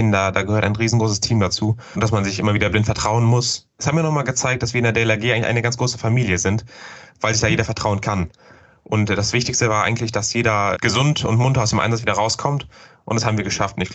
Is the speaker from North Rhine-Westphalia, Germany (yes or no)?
yes; North Rhine-Westphalia, Germany; ich bin ja aus dem Rhein-Sieg-Kreis.